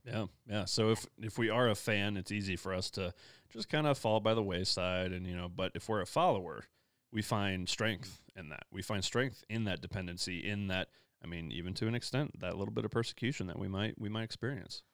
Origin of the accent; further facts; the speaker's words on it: Midwest, United States; now in Denver, United States; I come from the Midwest